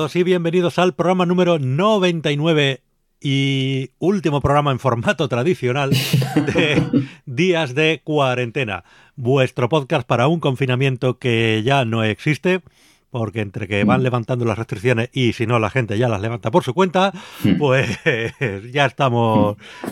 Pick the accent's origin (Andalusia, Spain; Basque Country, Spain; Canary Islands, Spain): Canary Islands, Spain; now in Madrid, Spain; me crié en Canarias